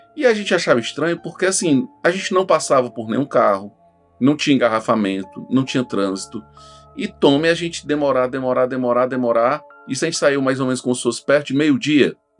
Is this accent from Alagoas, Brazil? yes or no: yes; Arapiraca, Alagoas, Brazil; eu sou de Arapiraca